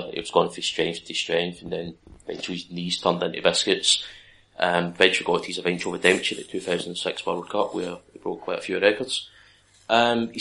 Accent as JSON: {"language": "English", "region": "Scotland", "country": "United Kingdom", "said": "As a Scotsman"}